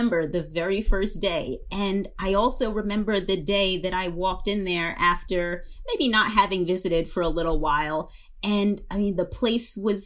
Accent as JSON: {"language": "English", "area": "Long Island", "region": "New York", "country": "United States", "tie": "born or raised there", "said": "I grew up in Long Island and in New York"}